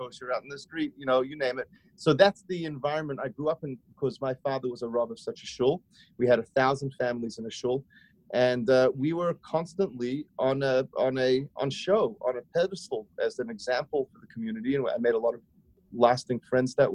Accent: Sydney, New South Wales, Australia; moved away as an adult; now in Brooklyn, United States; I grew up in Australia. I'm from Sydney, Australia. You might still hear a hint of a twang, a hint of my accent

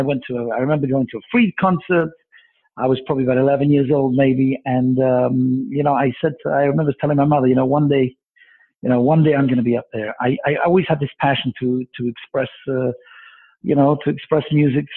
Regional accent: London, United Kingdom; accent: Mancunian; moved away as an adult; also born or lived in Manchester / Montreal; now in Toronto, Canada; I'm actually British. I was born in England. I was born in Manchester, grew up in London, and I only came to Canada after I got married

